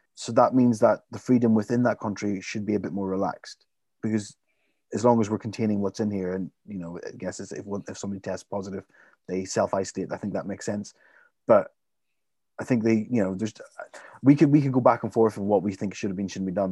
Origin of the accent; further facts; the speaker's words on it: Limavady, Northern Ireland, United Kingdom; my hometown, Lymavady